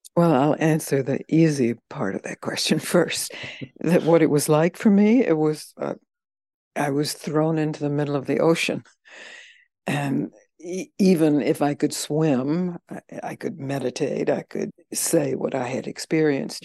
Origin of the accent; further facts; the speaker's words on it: the South, United States; I'm from the South